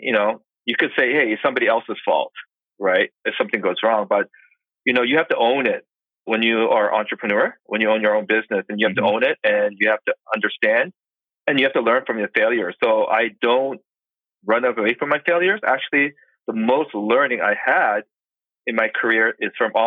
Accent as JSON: {"language": "English", "town": "Boston", "region": "Massachusetts", "country": "United States", "moved": "yes", "lives_now": "Los Angeles, United States", "said": "I currently live in Los Angeles, but I'm originally from Boston. So I'm an East Coast guy"}